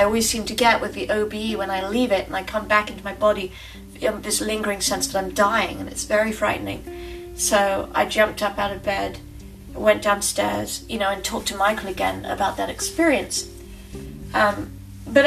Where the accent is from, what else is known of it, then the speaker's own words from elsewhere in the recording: England, United Kingdom; moved away; I'm originally from England